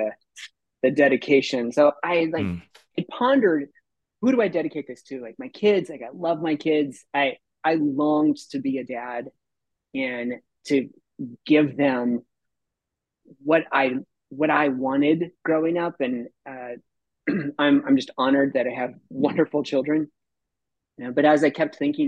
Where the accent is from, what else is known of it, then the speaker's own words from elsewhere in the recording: Tucson, Arizona, United States; I grew up in Tucson through junior high. We were on the traveling carnival